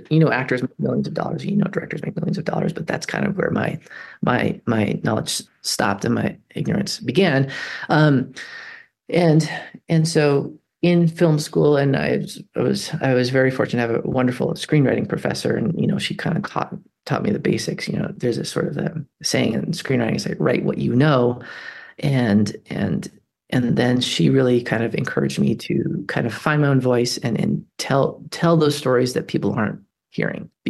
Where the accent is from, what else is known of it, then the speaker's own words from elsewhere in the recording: New Mexico, United States; moved away as an adult; I grew up on the Navajo reservation